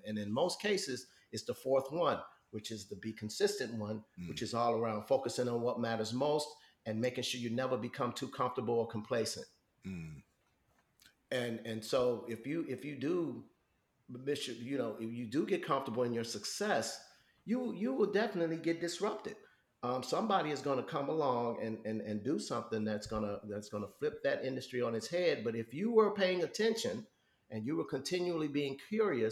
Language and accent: English; Chicago, Illinois, United States; growing up in Chicago